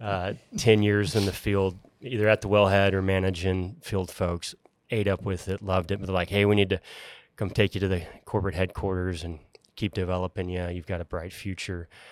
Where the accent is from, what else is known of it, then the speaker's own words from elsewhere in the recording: Houston, Texas, United States; now in Dallas, United States; I was born in Houston, uh, currently live in Dallas, but, uh, like any good Bofill Services Hand, Houston was where I'm originally from